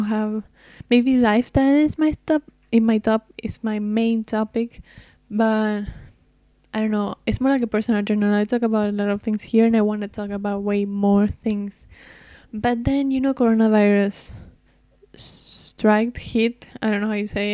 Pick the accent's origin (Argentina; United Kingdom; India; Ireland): Argentina; I'm from Argentina, which is very, very far away from the States